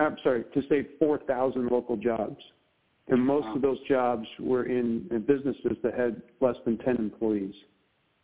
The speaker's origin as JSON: {"language": "English", "town": "Pittsfield", "region": "Massachusetts", "country": "United States", "tie": "born or raised there", "also_born_or_lived": "Seattle, Washington", "said": "I grew up in the region that I serve today of Berkshire County, you know, Western Mass, Eastern New York. This is my hometown."}